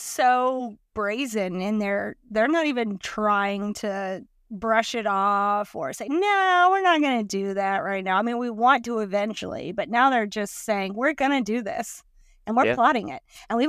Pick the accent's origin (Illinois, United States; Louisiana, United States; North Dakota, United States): Louisiana, United States; And we're from South Louisiana where everybody has a boat.